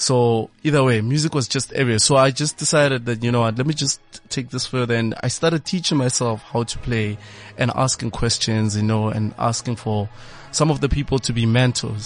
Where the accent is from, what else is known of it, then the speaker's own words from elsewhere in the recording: Siyabuswa, Mpumalanga, South Africa; Grew up in Siyabusa, in MP.